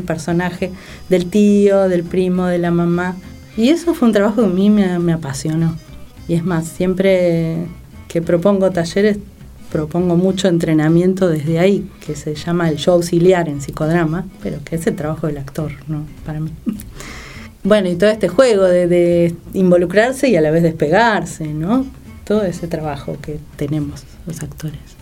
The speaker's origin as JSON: {"language": "Spanish", "region": "Buenos Aires", "country": "Argentina", "moved": "as an adult", "lives_now": "San Martín, Argentina", "said": "Soy una porteña tremenda. asquerosamente porteña."}